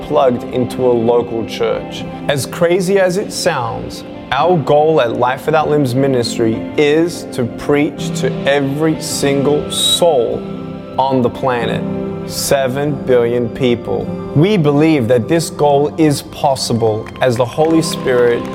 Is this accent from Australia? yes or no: yes; Melbourne, Victoria, Australia; I was born in Melbourne, Australia, 1982